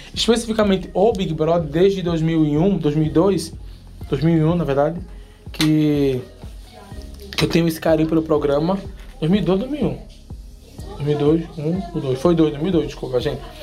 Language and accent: Portuguese; Paulista, Pernambuco, Brazil; Eu vim do Janga, da Manepá, lá do, dos Cafundó de Judas